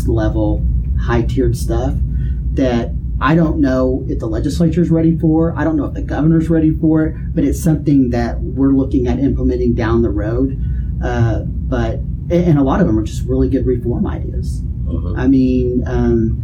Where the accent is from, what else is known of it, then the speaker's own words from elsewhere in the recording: Duncan, Oklahoma, United States; I'm from Duncan